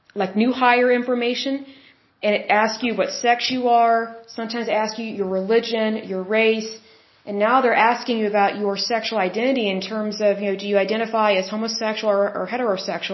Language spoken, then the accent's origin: English; Oklahoma, United States; I'm from Oklahoma